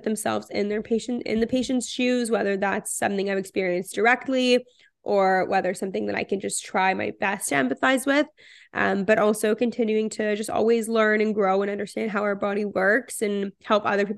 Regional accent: Toronto, Ontario, Canada; also born or lived in Israel; I am 24 years old. I'm from Toronto and currently living in Toronto.

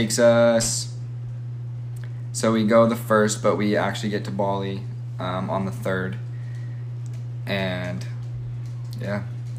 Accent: Utah, United States; we're originally from Utah

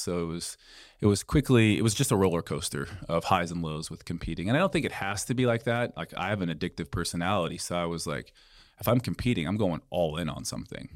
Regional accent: Boise, Idaho, United States; I'm from Boise, Idaho originally.

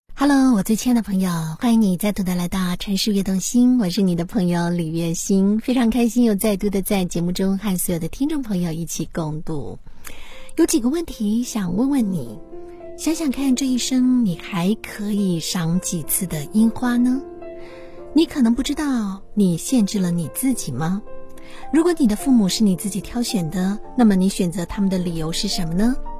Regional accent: China; 我们中国人

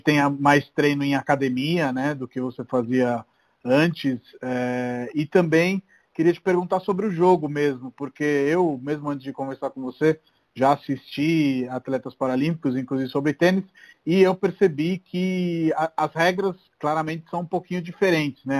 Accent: Italy; Eu, eu sou italiano

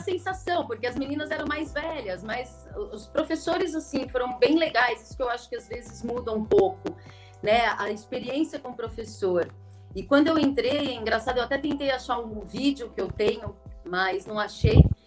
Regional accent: São Paulo, Brazil; also born or lived in Sorocaba; Eu sou de São Paulo, me formei em Sorocaba, morei lá, depois eu fiz residência lá, achei que não voltasse, acabei voltando para São Paulo

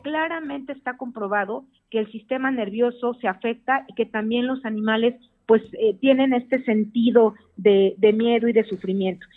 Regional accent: Mexico; aquí nos culturizó como mexicanos

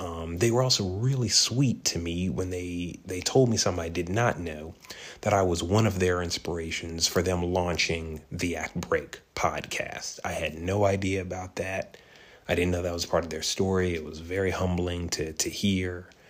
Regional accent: Maryland, United States; So we're going back to my home state of Maryland.

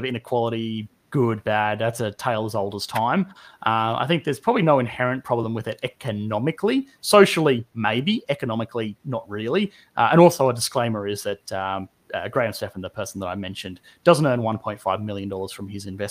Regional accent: Australia; I'm Australian

